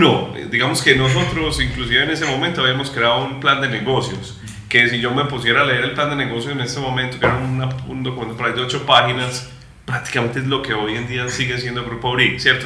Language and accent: Spanish; Bello, Antioquia, Colombia; nosotros somos de Bello